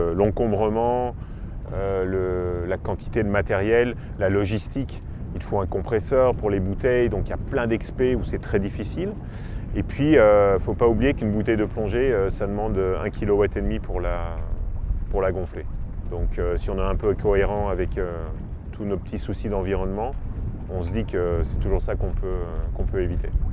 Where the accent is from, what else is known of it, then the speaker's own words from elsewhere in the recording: Belgium; moved away as an adult; now in Azores, Portugal; je suis belge d'origine et je vis ici aux Açores depuis, euh, depuis 7-8 ans, 7 ans maintenant.